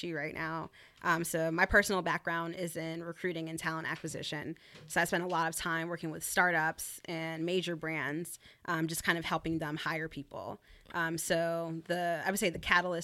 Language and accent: English; North Carolina, United States; moved away; I grew up in North Carolina, so Southern Belle at heart